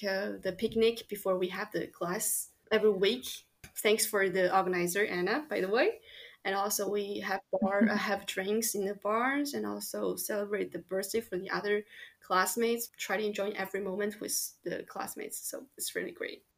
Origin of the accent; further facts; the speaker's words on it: Chongqing, China; moved away as an adult; now in Lyon, France; I grew up in Chongqing, which is in the southwest of China.